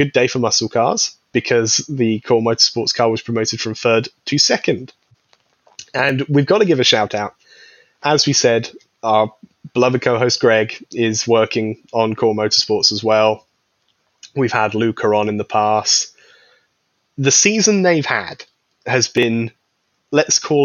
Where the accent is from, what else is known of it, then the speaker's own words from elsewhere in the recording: United Kingdom; being a British person